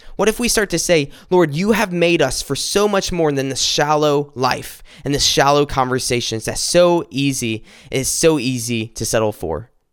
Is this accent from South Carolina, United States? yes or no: yes; South Carolina, United States; we, we grew up in South Carolina. We went to school, uh, together in South Carolina